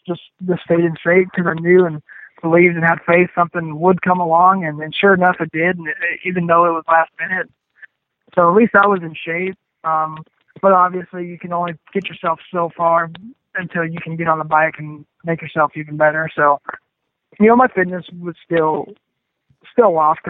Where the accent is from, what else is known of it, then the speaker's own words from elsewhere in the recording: Texas, United States; growing up in Texas, we got a lot of black dirt